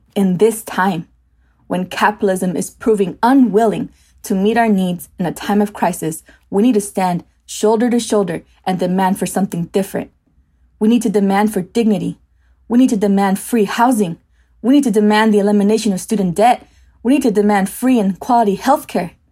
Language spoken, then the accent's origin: English; United States; I was born here in the States